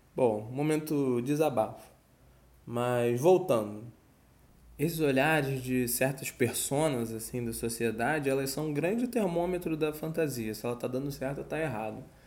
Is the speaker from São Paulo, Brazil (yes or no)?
no; Rio de Janeiro, Brazil